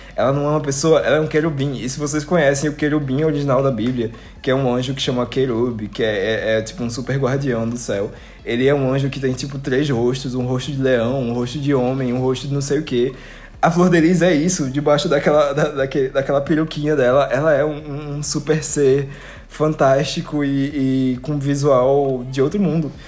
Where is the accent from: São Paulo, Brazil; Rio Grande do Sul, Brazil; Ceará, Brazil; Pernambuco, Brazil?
Pernambuco, Brazil; Recife; aqui na minha cidade, tipo, eu sou do Recife. É, e da região metropolitana